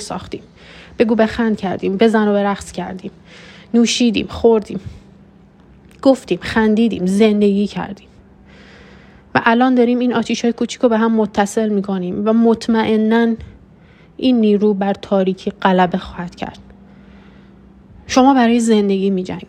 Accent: Iran; moved away; ما که بیرون از ایران هستیم سرمون رو بالا میگیریم و با افتخار میگیم که ما ایرانی هستیم

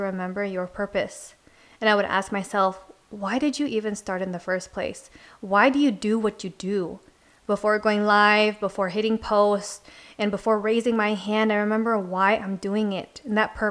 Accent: Philippines; I'm Filipino

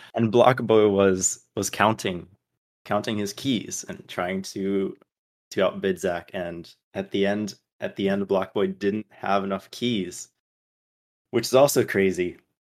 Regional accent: Brazil; moved away as an adult; also born or lived in North Carolina, United States; now in Atlanta, United States; I lived there from, from when I was eight until I was eighteen, and it was a very defining part of my childhood.

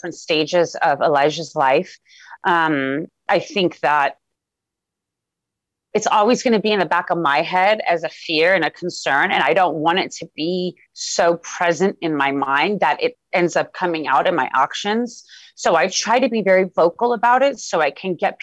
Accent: Los Angeles, California, United States; Even though I was born in Los Angeles, Iran is somewhere I visited every single year of my life.

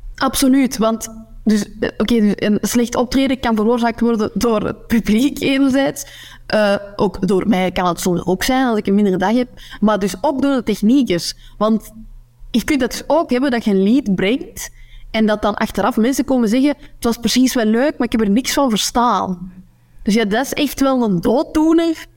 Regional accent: Noorderkempen, Flanders, Belgium; accent: Kempisch; moved away as an adult; now in West Flanders, Belgium; Ik, ik spreek mijn Kempisch accent. Ehm, maar de Kempen, de Noorderkempen, ligt in de provincie, provincie Antwerpen

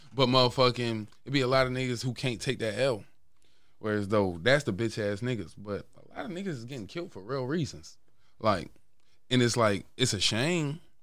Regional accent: Baltimore, Maryland, United States; I'm from West Baltimore.

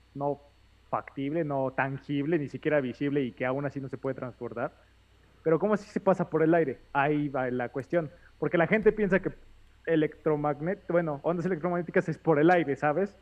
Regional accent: Mexico; como mexicanos chismosos

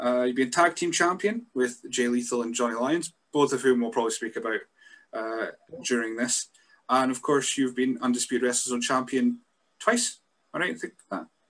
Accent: Scotland, United Kingdom; being a Scot myself

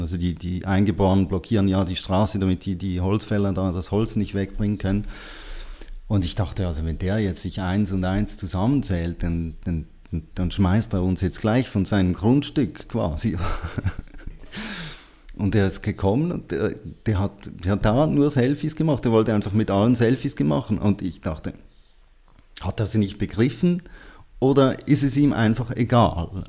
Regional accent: Switzerland; ich bin auch ein Schweizer

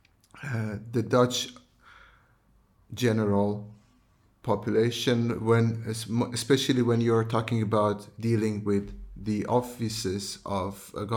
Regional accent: Iran; moved away as an adult; now in Netherlands; I come from Iran, where it's a country that everybody has an opinion about everything

